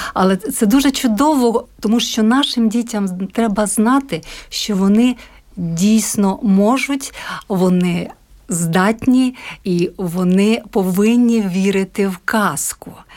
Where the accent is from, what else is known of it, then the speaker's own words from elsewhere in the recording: Zakarpattia Oblast, Ukraine; now in Latvia; Я з Закарпаття